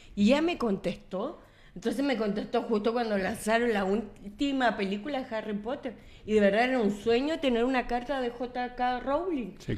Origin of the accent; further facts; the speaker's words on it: Coquimbo, Chile; moved away as an adult; now in Santiago, Chile; Soy de Coquimbo